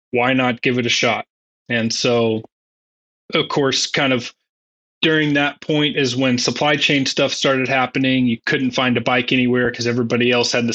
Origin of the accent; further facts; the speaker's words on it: Joplin, Missouri, United States; moved away as an adult; also born or lived in Fayetteville, Arkansas; now in Bentonville, United States; growing up in Missouri